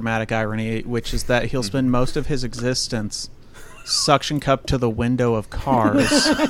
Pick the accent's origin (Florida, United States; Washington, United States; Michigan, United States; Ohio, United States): Washington, United States; I grew up in Washington State.